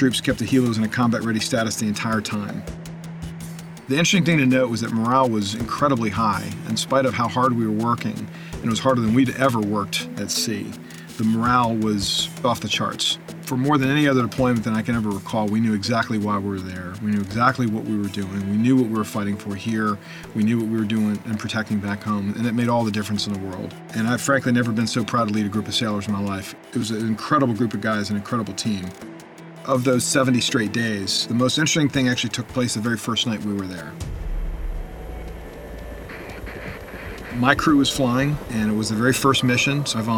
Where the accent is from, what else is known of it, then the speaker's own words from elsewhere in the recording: Bethesda, Maryland, United States; I grew up outside of Bethesda, Maryland